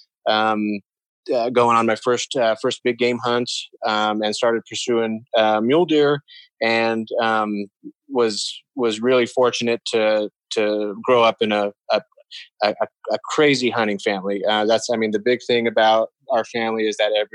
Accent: Colorado, United States; moved away as an adult; I was born and raised here in Colorado

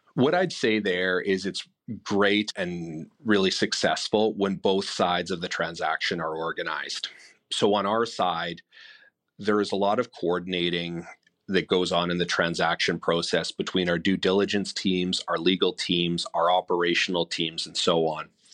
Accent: Winnipeg, Manitoba, Canada; I'm born and raised in Winnipeg

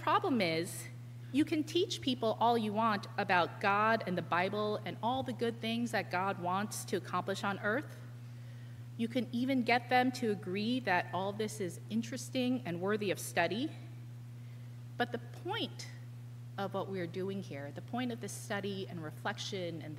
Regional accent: New York, United States; as a New Yorker

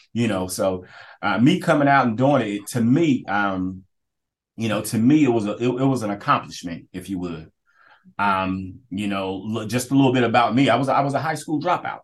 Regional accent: Kinston, North Carolina, United States; I, get the privilege of being able to work where I grew up

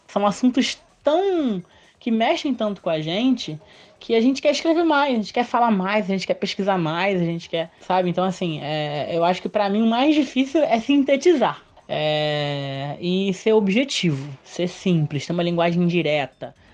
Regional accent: Rio de Janeiro, Brazil; Eu sou do Rio mesmo, eu moro no Morro dos Macacos, em Vila Isabel

